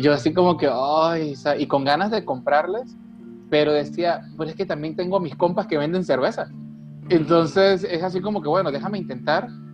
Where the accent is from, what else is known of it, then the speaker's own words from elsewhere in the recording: Venezuela; now in Mexicali, Mexico; soy de Venezuela, soy de la costa